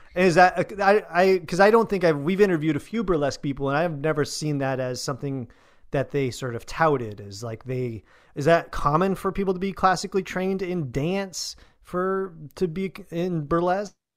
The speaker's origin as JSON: {"language": "English", "country": "United States", "said": "we, as American entertainers"}